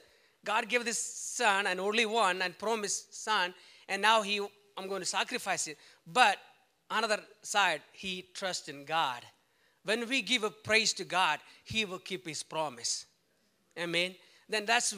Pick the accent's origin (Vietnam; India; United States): India; it's easy for me to go back to India, do missions, because I'm from India. I'm an Indian citizen